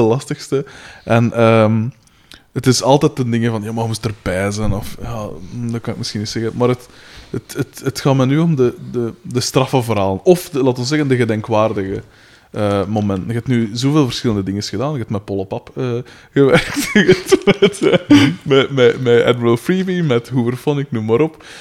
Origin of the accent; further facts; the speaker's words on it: Aalst, Flanders, Belgium; ik kom van Katten van Aalsten